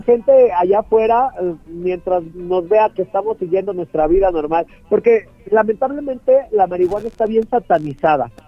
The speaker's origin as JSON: {"language": "Spanish", "country": "Mexico", "said": "yo soy de Catepec, que es uno de los barrios como pues más pesados en México entero"}